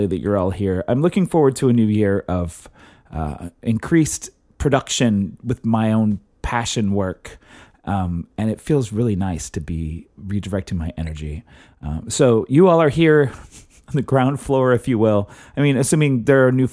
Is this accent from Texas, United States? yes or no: yes; Texas, United States; I grew up in Texas